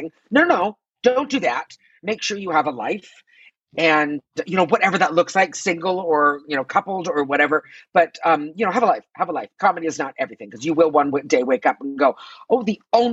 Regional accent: Toronto, Ontario, Canada; moved away as an adult; also born or lived in Quebec; now in Los Angeles, United States; As you said, I'm Canadian. I'm from Toronto.

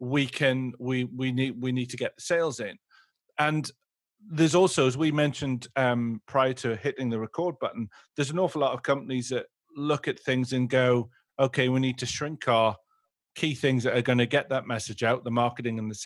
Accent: England, United Kingdom; you say Agile, I'm English, I say Agile

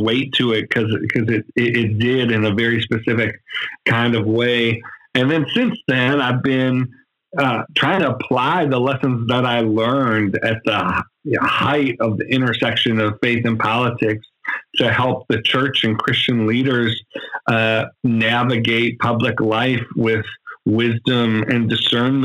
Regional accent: Buffalo, New York, United States; I'm from Buffalo, New York

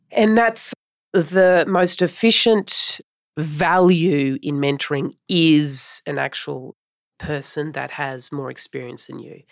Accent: Brisbane, Queensland, Australia; Brisbane is my hometown

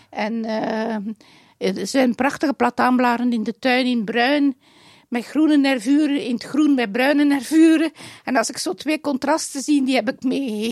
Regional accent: Dendermonde, Flanders, Belgium; moved away; Dendermonde, mijn geboortestad.

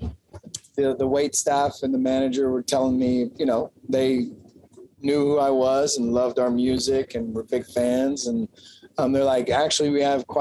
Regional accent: Kentucky, United States; I'm from Kentucky

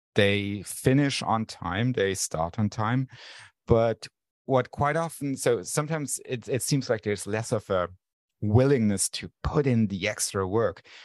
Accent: Luxembourg; I grew up in Luxembourg

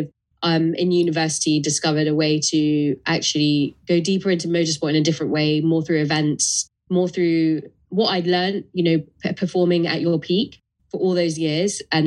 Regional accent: London, United Kingdom; tough environments growing up in London

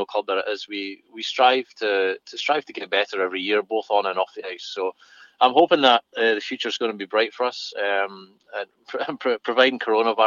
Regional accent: Fife, Scotland, United Kingdom; my hometown team in Fife.

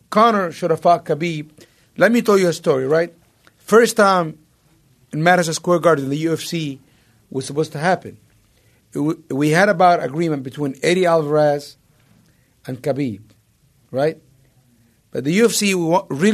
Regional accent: Egypt; moved away; growing up in Egypt

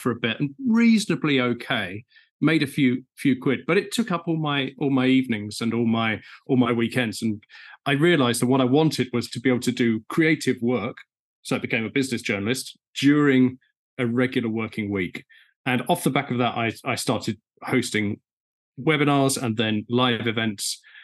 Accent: Essex, East of England, United Kingdom; I'm from Essex.

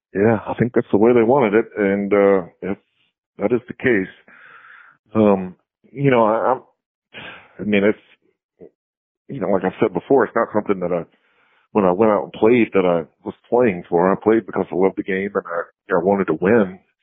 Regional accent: the South, United States; growing up in the South

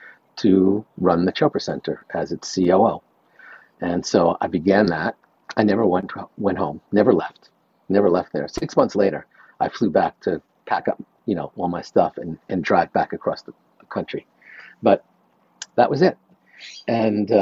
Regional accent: New York, United States; I'm from New York.

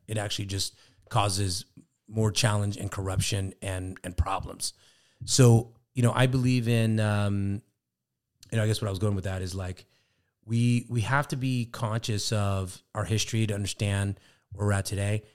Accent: Sacramento, California, United States; we're both from Sacramento.

